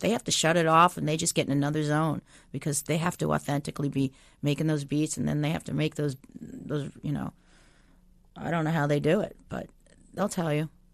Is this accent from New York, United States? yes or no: yes; Long Island, New York, United States; moved away; I'm, I'm from New York